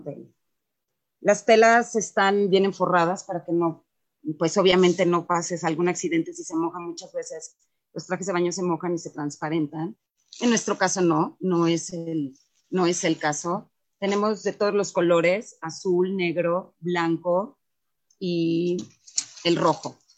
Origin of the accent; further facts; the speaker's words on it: Mexico; todos, absolutamente todos los que participamos en CELA, somos mexicanos